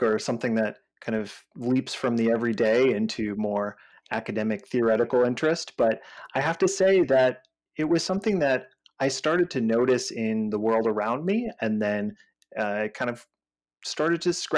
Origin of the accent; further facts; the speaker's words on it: Northeast, United States; moved away as an adult; also born or lived in San Francisco Bay Area; I'm actually from the Northeast